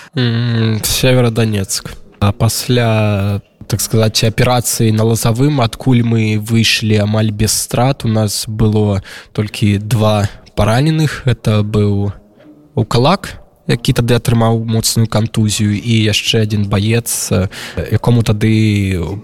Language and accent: Belarusian; Belarus; moved away; мы беларусы